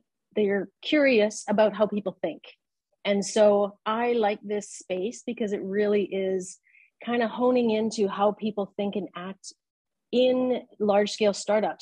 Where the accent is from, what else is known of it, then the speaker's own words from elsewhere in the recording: Canada; moved away as an adult; now in Abu Dhabi, United Arab Emirates; I'm a Canadian, and I've lived here in the Middle East. I live in Abu Dhabi in the United Arab Emirates. I've been here for about 15 years.